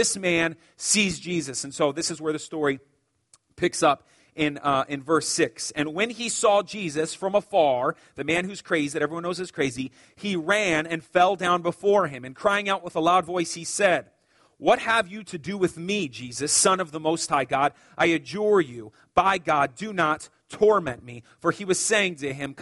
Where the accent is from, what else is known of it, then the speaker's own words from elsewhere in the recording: Phoenix, Arizona, United States; when I was growing up in Sunny Slope